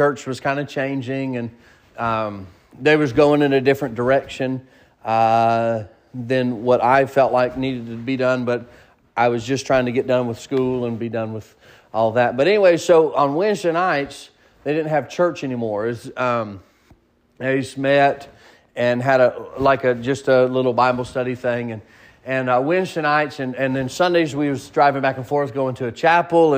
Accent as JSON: {"language": "English", "region": "the South", "country": "United States", "accent": "southern", "said": "I have probably a southern slang a little bit"}